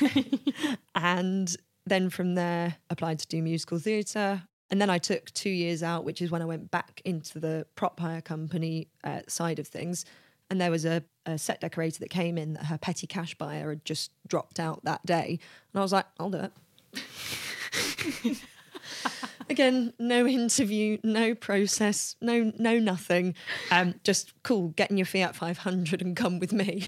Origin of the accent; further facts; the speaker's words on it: London, United Kingdom; I'm from London